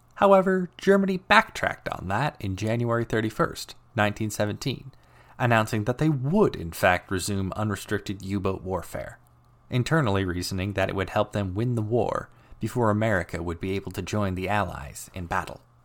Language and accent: English; Canada; As a Canadian myself